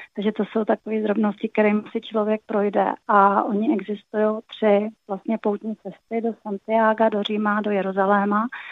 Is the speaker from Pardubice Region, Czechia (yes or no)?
yes; Pardubice, Pardubice Region, Czechia; jsem z Pardubic